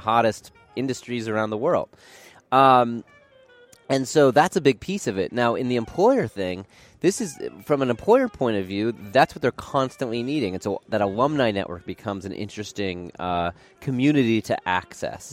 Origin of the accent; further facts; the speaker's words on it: Portland, Oregon, United States; moved away as an adult; I grew up in Portland, Oregon.